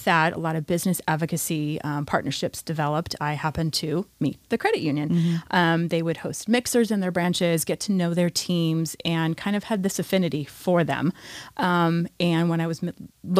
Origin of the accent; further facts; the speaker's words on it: Napa, California, United States; now in Ventura County, United States; I'm actually from Napa, so Napa Valley wine country